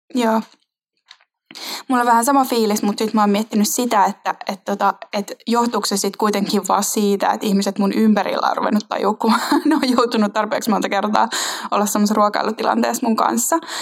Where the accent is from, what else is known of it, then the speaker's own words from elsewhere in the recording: Finland; tuosta radan varresta lähet, aika lähet Helsinkiin